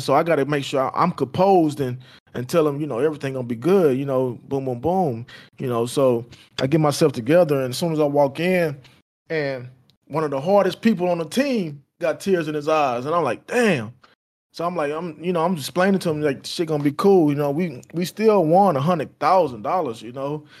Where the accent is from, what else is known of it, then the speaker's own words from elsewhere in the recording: Houston, Texas, United States; I'm from Fifth Ward in Houston, Texas.